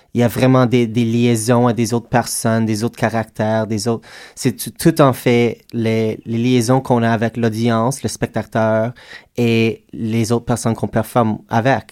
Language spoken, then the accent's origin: French; Edmonton, Alberta, Canada; moved away; je viens d'Edmonton, Alberta, et on a une culture vraiment forte de drag, de cabaret, de théâtre là-bas